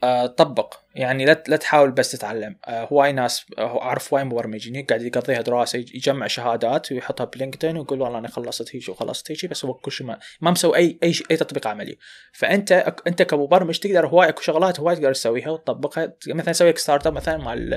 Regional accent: Iraq; عندنا بالعراق

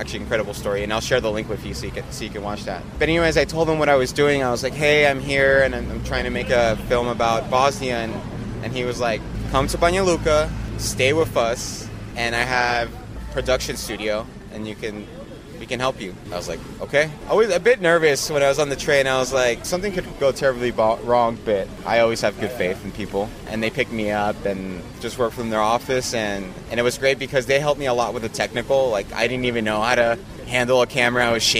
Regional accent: Mexico; Most of the time, I'm the first Mexican they meet.

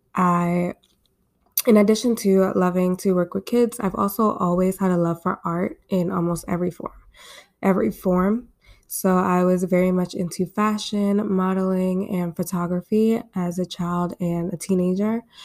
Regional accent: Baltimore, Maryland, United States; I'm coming to you guys from my hometown in Baltimore, Maryland. I was born and raised here.

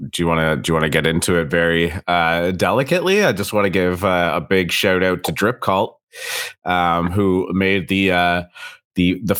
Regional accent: Canada; As a Canadian

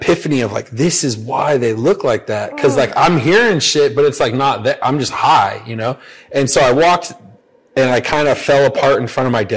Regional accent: Paso Robles, California, United States; now in Sacramento, United States; I grew up in Paso Robles, San Luis Obispo area

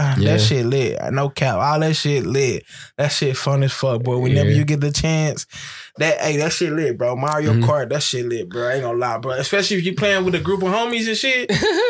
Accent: Texas, United States; now in California, United States; I'm from Texas, too, bro. So, it's hella Hispanics.

